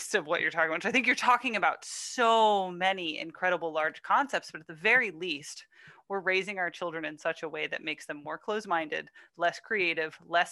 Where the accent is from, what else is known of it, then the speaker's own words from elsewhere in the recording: the Adirondacks of upstate New York, United States; I grew up in the Adirondacks of upstate New York